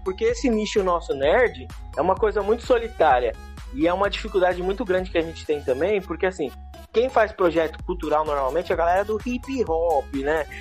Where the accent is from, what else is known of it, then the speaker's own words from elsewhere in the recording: São Paulo, Brazil; eu cresci aqui na Zona Leste de São Paulo